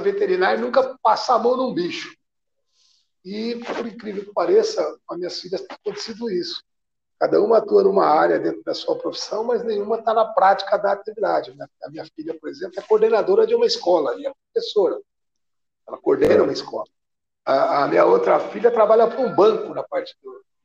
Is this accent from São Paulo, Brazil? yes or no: yes; Araçatuba, São Paulo, Brazil; Eu comecei em clube quando era pequeno, lá em Aracatuba